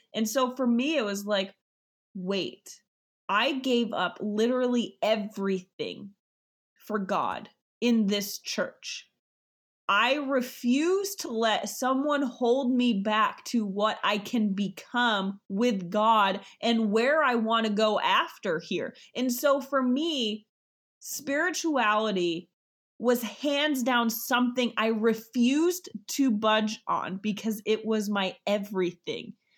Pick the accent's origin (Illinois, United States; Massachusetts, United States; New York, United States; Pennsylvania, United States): New York, United States; I am from New York